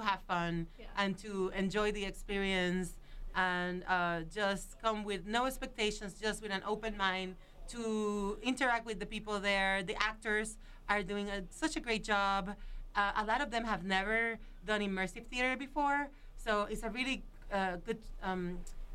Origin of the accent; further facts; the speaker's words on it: Puerto Rico; now in Boulder, United States; I'm from Puerto Rico